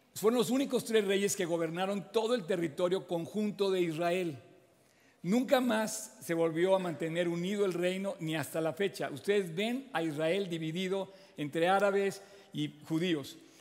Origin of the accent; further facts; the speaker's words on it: Mexico; todos somos mexicanos